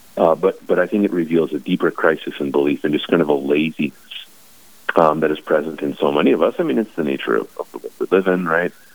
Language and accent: English; Bismarck, North Dakota, United States; now in Watford City, United States; born and raised in Bismarck